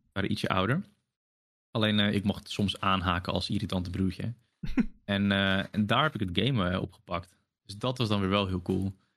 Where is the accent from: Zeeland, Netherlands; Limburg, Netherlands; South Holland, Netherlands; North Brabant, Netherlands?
Zeeland, Netherlands; ben ik sinds kinds af aan gewoon tussen de, de Hollanders opgegroeid